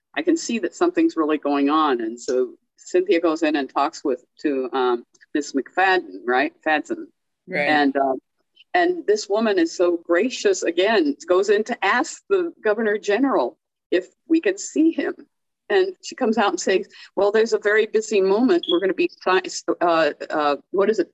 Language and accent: English; California, United States; now in Belize; I'm from California.